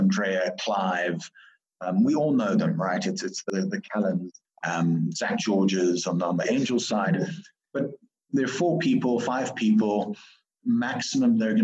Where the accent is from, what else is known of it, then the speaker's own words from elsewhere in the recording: South Africa; I was born in South Africa. My mom's from Malawi. You know, I'm a typical African, you know, pavement special